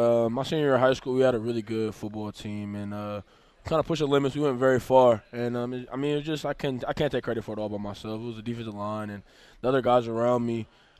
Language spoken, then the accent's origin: English; Bay Area, California, United States; moved away as an adult; now in Buffalo, United States; growing up in the Bay Area